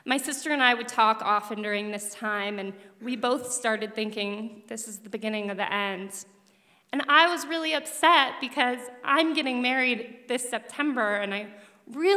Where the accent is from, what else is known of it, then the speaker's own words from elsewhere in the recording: Denver, Colorado, United States; I grew up in Denver, Colorado